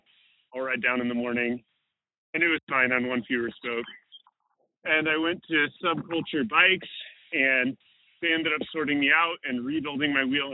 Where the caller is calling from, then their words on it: Salida, Colorado, United States; Hey, MTB cast. … I'm calling from Salida, Colorado.